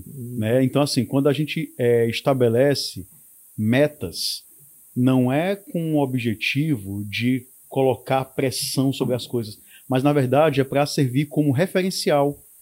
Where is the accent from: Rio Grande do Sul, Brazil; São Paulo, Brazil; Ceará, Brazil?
Ceará, Brazil; nós enquanto cearenses temos é a capacidade de superar obstáculos